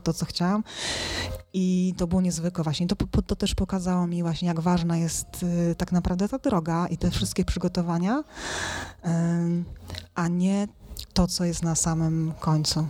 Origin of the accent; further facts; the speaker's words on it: Silesian Voivodeship, Poland; rodzina górnicza ze Śląska